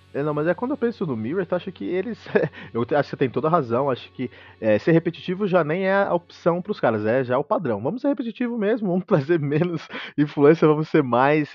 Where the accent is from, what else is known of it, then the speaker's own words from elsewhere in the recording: Osasco, São Paulo, Brazil; Mas eu e o Fernando, na real, que somos aqui da, da ZO, né, Fernando? Osasco